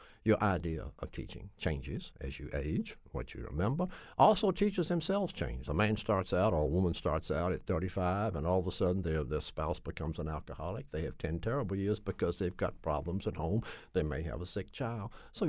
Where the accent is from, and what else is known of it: Nashville, Tennessee, United States; born or raised there; now in Connecticut, United States